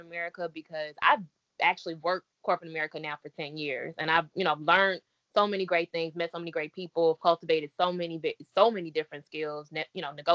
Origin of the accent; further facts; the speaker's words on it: Chicago, Illinois, United States; also born or lived in Maywood; Born and raised in Chicago